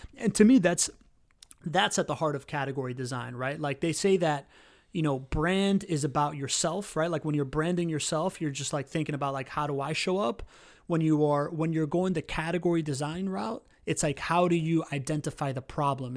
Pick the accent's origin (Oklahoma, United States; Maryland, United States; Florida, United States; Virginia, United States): Florida, United States; Miami; moved away as an adult; now in Jacksonville, United States; I grew up in Miami. I'm a typical Miamian.